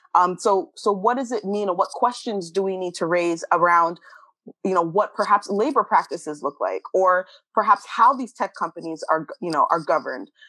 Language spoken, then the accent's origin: English; Canada; moved away; as a Canadian